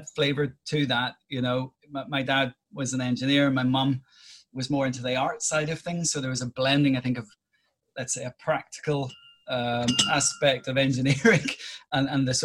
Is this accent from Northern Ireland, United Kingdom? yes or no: yes; Northern Ireland, United Kingdom; It was very, very much a small town within Northern Ireland